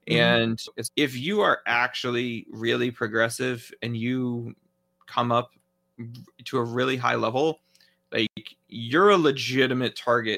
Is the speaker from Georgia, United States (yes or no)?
yes; Georgia, United States; how voting rights are being suppressed in my home state of Georgia.